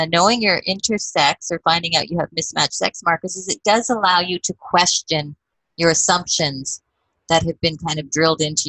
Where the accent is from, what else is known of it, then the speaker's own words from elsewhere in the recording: Edmonton, Alberta, Canada; growing up in Edmonton, even as a teenager